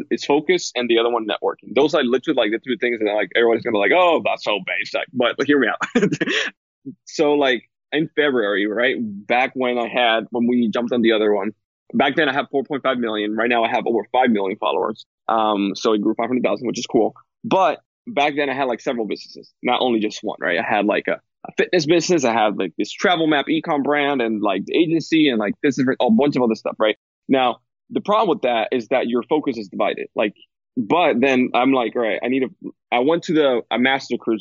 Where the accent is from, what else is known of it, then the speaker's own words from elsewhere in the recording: Dominican Republic; moved away as an adult; I come from Dominican Republic. That's where I grew up.